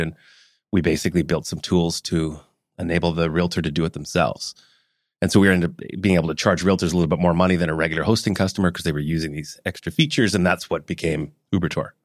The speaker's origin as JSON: {"language": "English", "town": "Vancouver", "region": "British Columbia", "country": "Canada", "tie": "born or raised there", "also_born_or_lived": "Hong Kong / Calgary", "said": "Raised around town, went to High school in Vancouver, lived in Calgary as a kid, born in Hong Kong"}